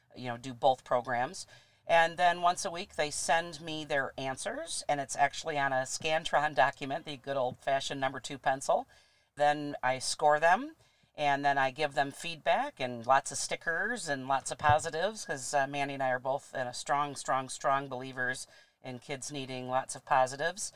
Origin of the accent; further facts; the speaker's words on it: Traverse City, Michigan, United States; I'm a local girl, born and raised in Traverse City